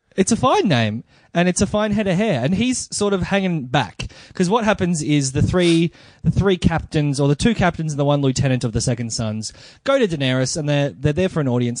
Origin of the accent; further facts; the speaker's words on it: Melbourne, Victoria, Australia; I am a comedian from Melbourne